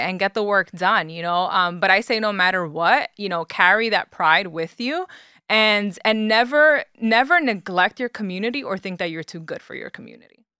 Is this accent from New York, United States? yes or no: yes; New York City, New York, United States; moved away as an adult; now in Jersey City, United States; So I was born and raised in the Bronx, New York